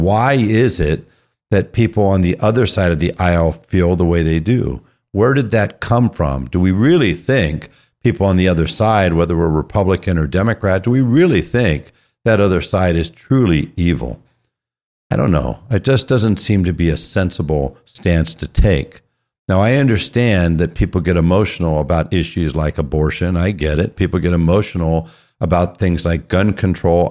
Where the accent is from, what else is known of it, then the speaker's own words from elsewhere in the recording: California, United States; moved away as an adult; I was raised in California